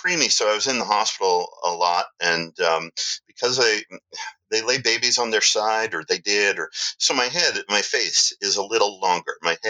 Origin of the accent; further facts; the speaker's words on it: Canada; I was going to mention I'm Canadian. {S0} Okay. {S1} So half Canadian.